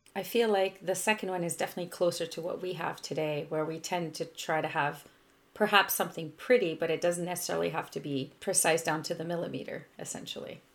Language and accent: English; Canada; I'm a Francophone from Canada